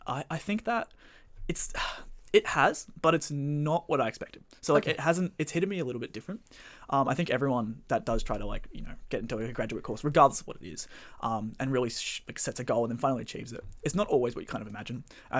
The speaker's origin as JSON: {"language": "English", "town": "Bayside", "region": "Victoria", "country": "Australia", "tie": "born or raised there", "lives_now": "Melbourne, Australia", "said": "Well, I guess I'll start with … I grew up down in Bayside. I've been studying my undergrad at Melbourne."}